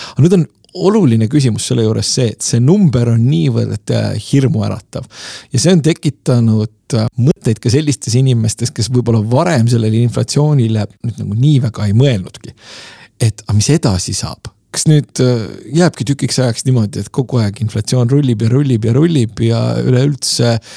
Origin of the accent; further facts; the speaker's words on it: Lasnamäe, Tallinn, Harju County, Estonia; minu lapsepõlves oli Lasnamäel üheksandal korrusel